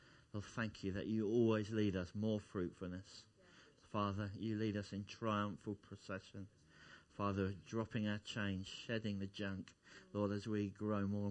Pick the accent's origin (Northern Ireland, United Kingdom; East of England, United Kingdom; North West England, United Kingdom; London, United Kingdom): East of England, United Kingdom; Essex; now in Kettering, United Kingdom; I come from Essex originally